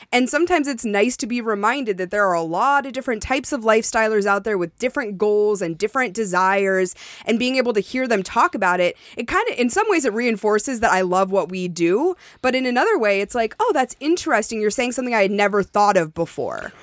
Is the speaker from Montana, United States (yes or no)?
yes; Montana, United States; moved away; I was born in Montana